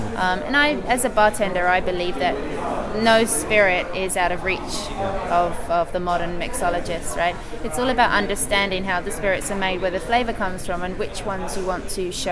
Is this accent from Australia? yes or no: no; England, United Kingdom; as an English person